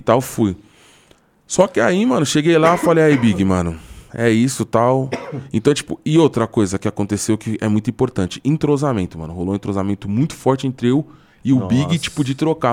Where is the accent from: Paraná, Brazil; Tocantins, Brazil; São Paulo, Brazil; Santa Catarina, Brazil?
São Paulo, Brazil; eu sou de São Paulo